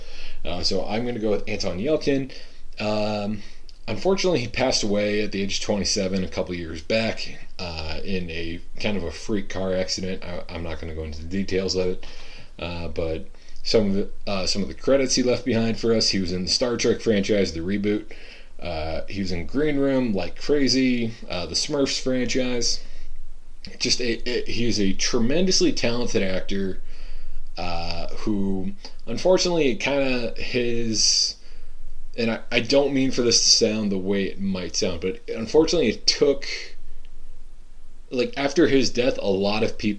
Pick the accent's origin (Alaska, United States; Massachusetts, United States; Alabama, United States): Massachusetts, United States; moved away as an adult; also born or lived in Michigan; growing up in Massachusetts